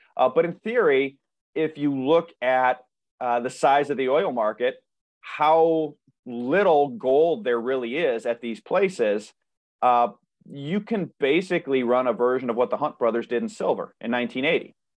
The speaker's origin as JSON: {"language": "English", "town": "Cleveland", "region": "Ohio", "country": "United States", "said": "I'm from Cleveland"}